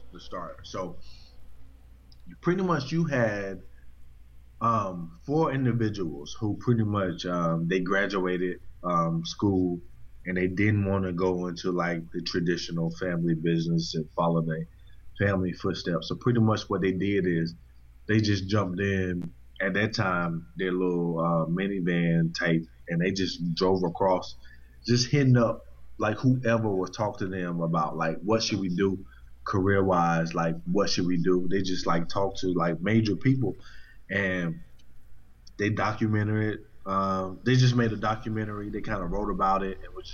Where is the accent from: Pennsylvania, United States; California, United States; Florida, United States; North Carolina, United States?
North Carolina, United States; moved away as an adult; also born or lived in DC, Maryland, Virginia area; now in DMV area, United States; Born and raised in North Carolina. Moved to this area, DMV area, like 5 years ago